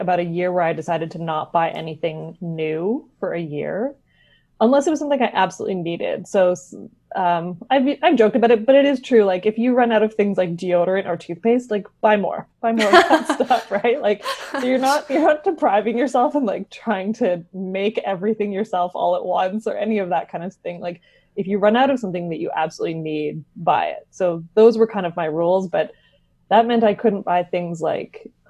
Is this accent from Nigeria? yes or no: no; West Coast of Canada, Canada; I am a writer from the West Coast of Canada